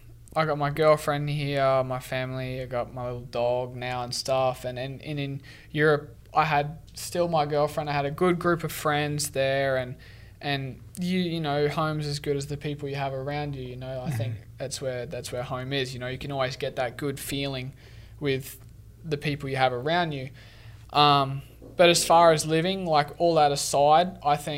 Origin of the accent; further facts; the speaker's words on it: Sunshine Coast, Queensland, Australia; moved away; where I was from in Australia and Sunshine Coast was was pretty humid